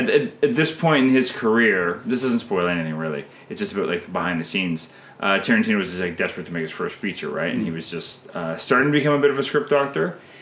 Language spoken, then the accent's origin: English; Canada; I'm Canadian filmmaker